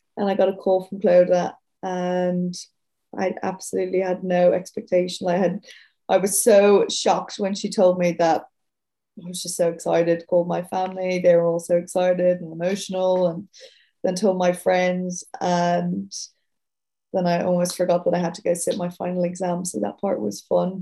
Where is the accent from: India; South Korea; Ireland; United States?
Ireland; Dublin, Leinster; moved away as an adult; now in Sydney, Australia; I'm from Dublin City, like 10 minutes outside the city originally